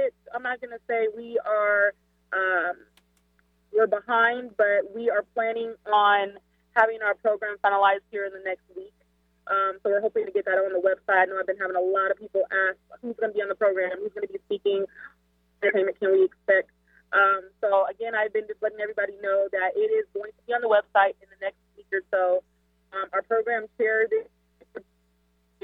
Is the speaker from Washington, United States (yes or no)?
yes; Seattle, Washington, United States; moved away; also born or lived in Illinois; I'm not originally from Seattle, but Seattle raised me. I'm from Illinois.